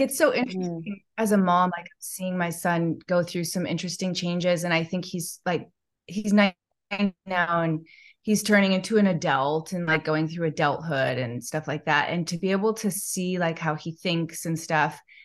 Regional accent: Chicago, Illinois, United States; I grew up in Chicago

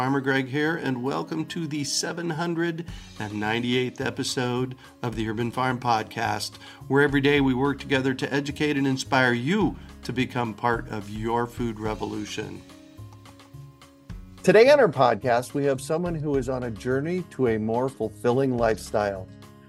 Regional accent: Phoenix, Arizona, United States; moved away; I grew up in Phoenix. I was in Phoenix for 54 years

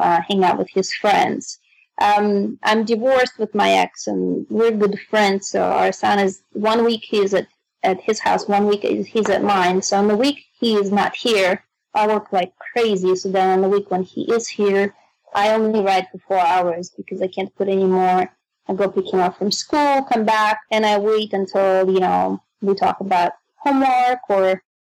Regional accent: Moscow, Russia; English is a second language; moved away; I'm from Moscow, Russia

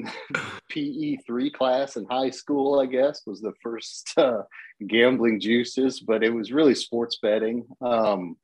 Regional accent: Lexington, Kentucky, United States; growing up in Lexington

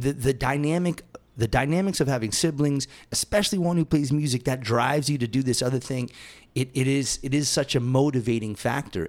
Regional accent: Massachusetts, United States; moved away; I was born in Massachusetts

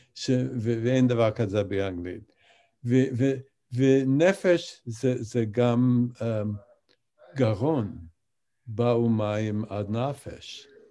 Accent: Albany, New York, United States; Hebrew is a second language; אני גדלתי באולבני, ניו יורק

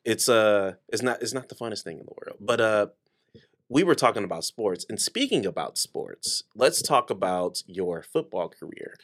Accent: Detroit, Michigan, United States; I'm from Detroit

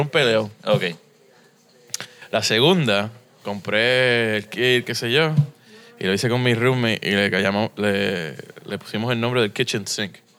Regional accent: San Juan, Puerto Rico; moved away as an adult; also born or lived in United States; now in Miami, United States; Yo nací aquí en Río Piedra, en el auxilio mutuo.

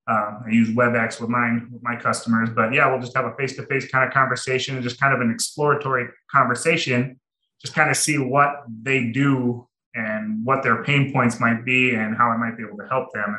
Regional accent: Minnesota, United States; now in Arizona, United States; I am from Minnesota.

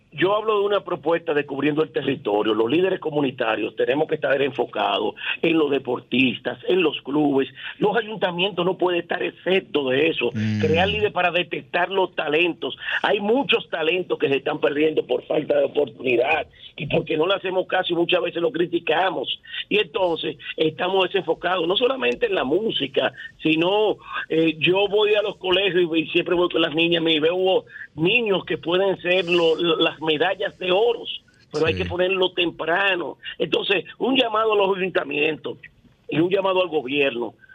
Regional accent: Ensanche Quisqueya, Distrito Nacional, Dominican Republic; me crié aquí en el Sánchez Quisqueya

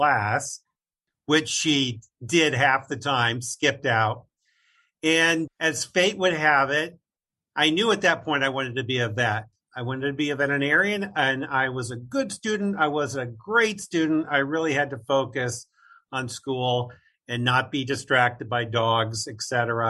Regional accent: Central Illinois, United States; I grew up in Central Illinois

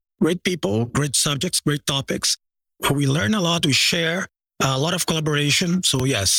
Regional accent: Brazil; I came from Brazil.

